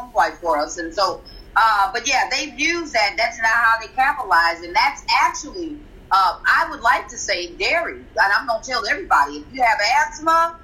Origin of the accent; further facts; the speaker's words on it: Milwaukee, Wisconsin, United States; I'm from Milwaukee, Wisconsin